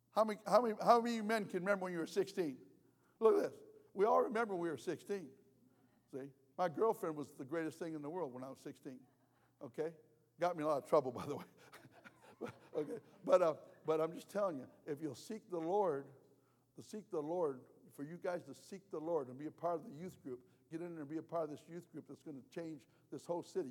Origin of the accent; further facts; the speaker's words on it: United States; I'm American.